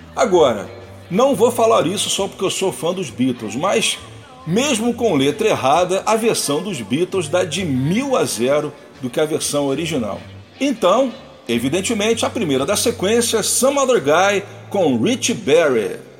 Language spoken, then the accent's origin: Portuguese; Brazil; nós meros brasileiros mortais